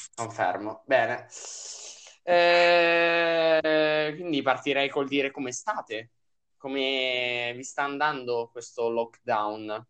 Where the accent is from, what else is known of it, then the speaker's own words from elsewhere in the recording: Lombardy, Italy; noi siamo della Lombardia